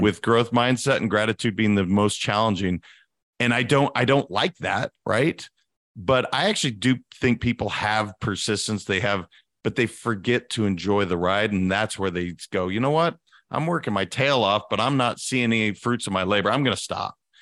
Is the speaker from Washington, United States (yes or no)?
no; Montana, United States; also born or lived in California; now in Florida, United States; I'm a guy from Montana